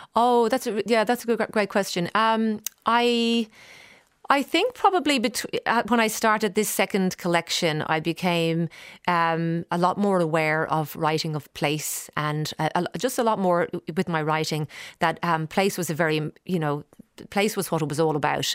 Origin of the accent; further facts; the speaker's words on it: Dublin, Leinster, Ireland; moved away as an adult; now in Australia; growing up in Dublin and getting to know the whole pub scene